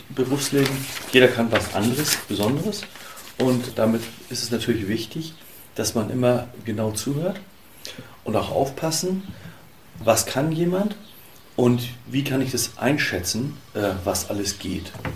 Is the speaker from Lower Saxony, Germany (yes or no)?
no; Hamburg-Jenfeld / Kuddewörde area, Schleswig-Holstein, Germany; also born or lived in Müssen; Ich bin bodenständig und stamme hier aus der Region